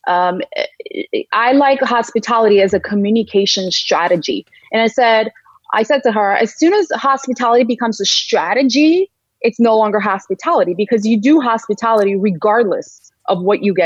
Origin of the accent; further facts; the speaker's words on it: Georgia; moved away; also born or lived in St. Louis; It's Valley, Georgia, not the Peach State, but the country of Georgia in Eastern Europe